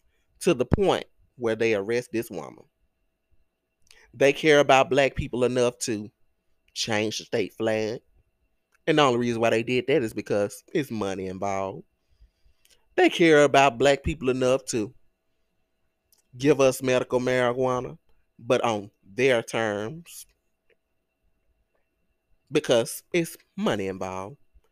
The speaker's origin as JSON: {"language": "English", "town": "Greenwood", "region": "Mississippi", "country": "United States", "tie": "born or raised there", "said": "I grew up, I was born and raised in Greenwood, LaFleur County."}